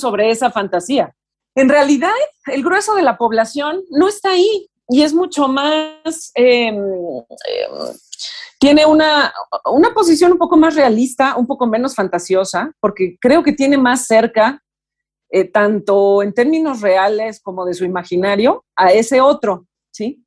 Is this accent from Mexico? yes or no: yes; Mexico; Como mexicanos